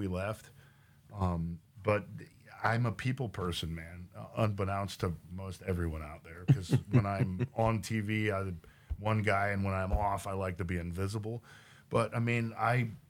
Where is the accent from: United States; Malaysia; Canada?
United States; Oklahoma; also born or lived in Los Angeles / San Diego; now in Texas, United States; I grew up in Oklahoma